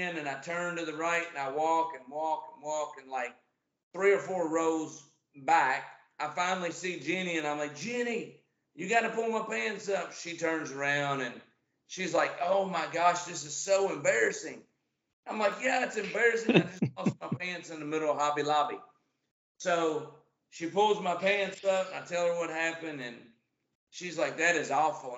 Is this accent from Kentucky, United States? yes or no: yes; Owensboro, Kentucky, United States; also born or lived in Utica, Kentucky; So I'm from Owensboro, Kentucky. Actually, I live in Utica, Kentucky, which is just right outside of Owensboro